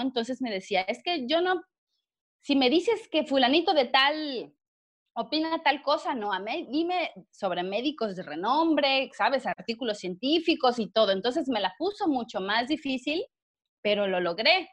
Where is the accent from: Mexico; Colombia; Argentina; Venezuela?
Mexico; Villahermosa, Tabasco; moved away as an adult; also born or lived in Monterrey, Nuevo León / Puebla; yo soy de Villahermosa, Tabasco